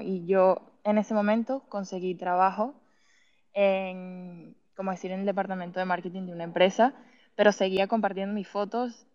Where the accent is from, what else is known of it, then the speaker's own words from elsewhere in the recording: Venezuela; moved away as an adult; now in Madrid, Spain; nací y me crié en Venezuela.